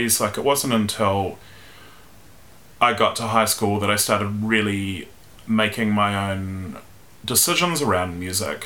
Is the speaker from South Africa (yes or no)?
no; Wellington, New Zealand; I was born in Wellington in 1982